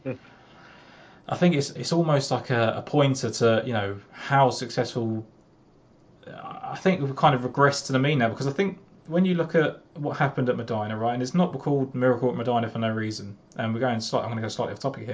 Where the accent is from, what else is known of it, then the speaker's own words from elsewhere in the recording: England, United Kingdom; I'm English.